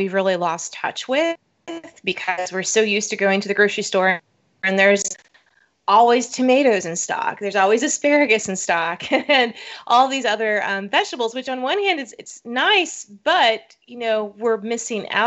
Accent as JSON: {"language": "English", "region": "South Florida", "country": "United States", "tie": "born or raised there", "said": "I grew up in South Florida, and so in my hometown, we had an annual watermelon festival"}